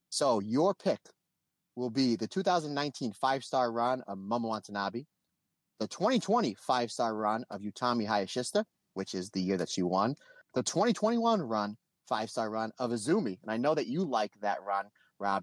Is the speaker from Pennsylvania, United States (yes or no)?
yes; Old Forge, Pennsylvania, United States; my hometown of Old Forks, Pennsylvania, pizza capital of the world